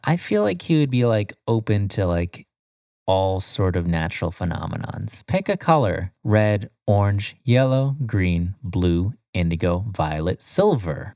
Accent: Florida, United States; I'm from Florida

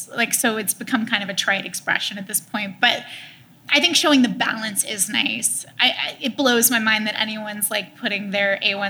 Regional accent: Texas, United States; my parents are from the South, and, like, I'm from Texas, too.

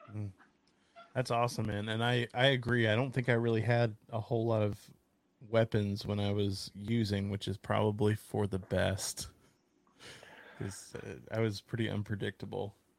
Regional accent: Texas, United States; I'm a Texan

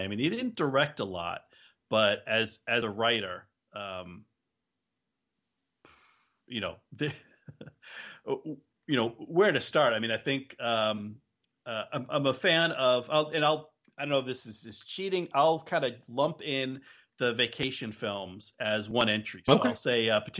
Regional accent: New Jersey, United States; Growing up in New Jersey

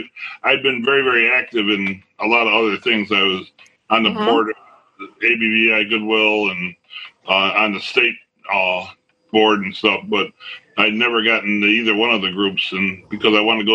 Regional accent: Rochester, New York, United States; from Rochester, New York.

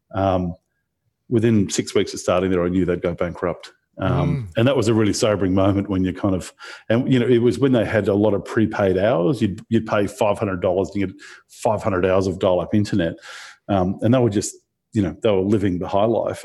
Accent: Australia; also born or lived in Brisbane; growing up in Australia, eh, you know, particularly in the kind of early 2000s, coming from a regional town and, you, you know, then moved to Brisbane

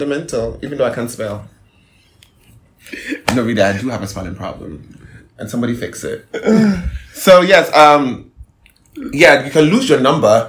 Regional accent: Ghana

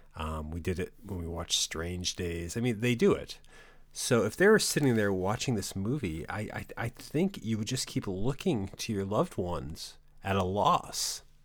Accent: New England, United States; growing up in New England

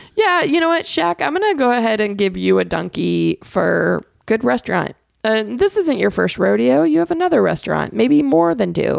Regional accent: Arizona, United States; when I was growing up in Arizona

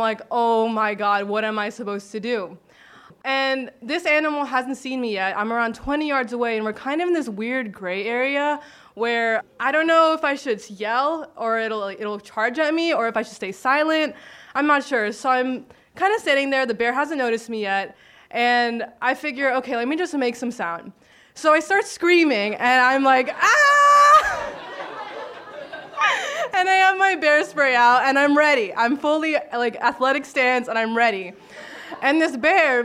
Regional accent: Miami, Florida, United States; moved away as an adult; now in Sitka, United States; I'm from Miami

